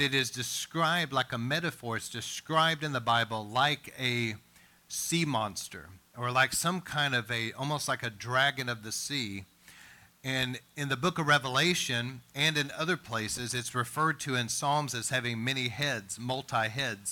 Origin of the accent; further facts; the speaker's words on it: East Texas, United States; I grew up in East Texas